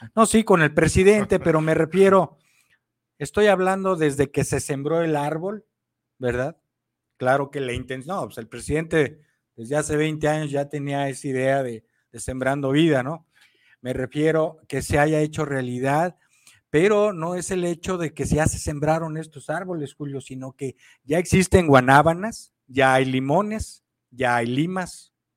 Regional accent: Mexico; como mexicanos y pueblo de México consciente, patriota, que amamos a la patria México

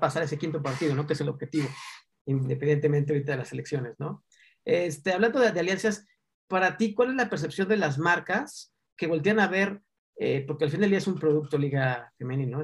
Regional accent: Mexico; porque somos mexicanos

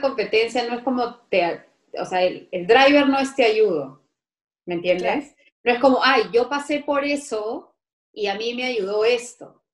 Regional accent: Lima, Peru; los limeños

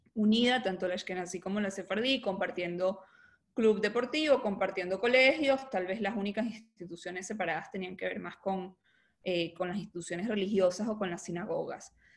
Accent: Venezuela; soy venezolana, eh, nací, mi padre era argentino, él estuvo exilado en Venezuela

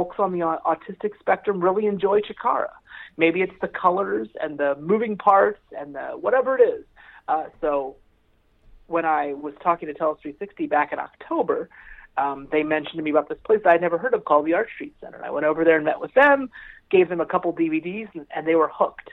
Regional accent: Palmyra, Pennsylvania, United States; moved away as an adult; now in Lancaster, United States; I grew up in Palmyra. I live in Lancaster

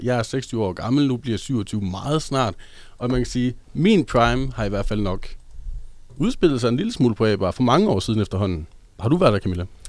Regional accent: Hobro, North Denmark Region, Denmark; moved away as an adult; also born or lived in Aarhus; Jeg var fra Hobro, og dengang jeg øh, boede i Hobro, øh, da jeg var under 18

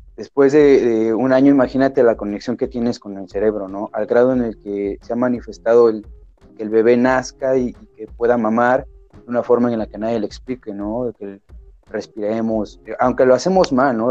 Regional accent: Mexico; mi país, que es México

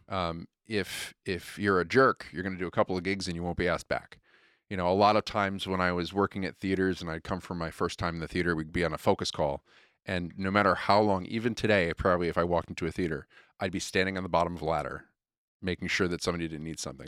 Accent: Connecticut, United States; moved away; I'm from Connecticut originally

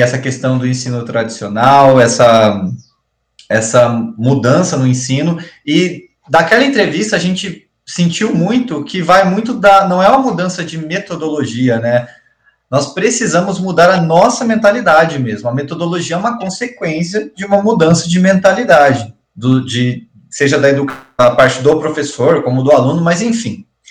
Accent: Campo Mourão, Paraná, Brazil; nós somos de Campo Mourão

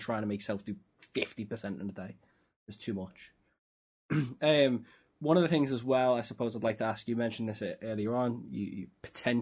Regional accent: Liverpool, North West England, United Kingdom; I'm from Liverpool.

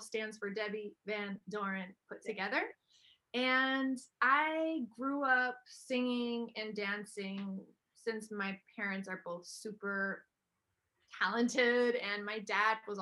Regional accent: Germany; I am half German, half American, born and raised in Germany.

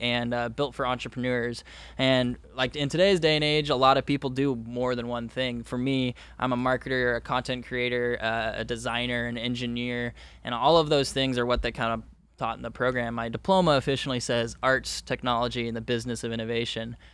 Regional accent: Orange County, Southern California, United States; born and raised in Southern California in Orange County

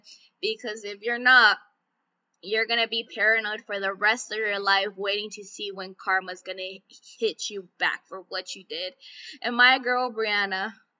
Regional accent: Calexico, California, United States; the podcast local to my hometown, Calexico, had reached out

